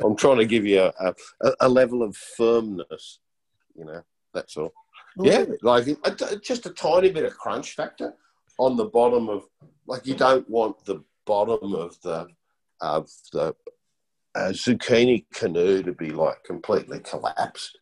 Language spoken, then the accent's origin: English; New Zealand; I was born in New Zealand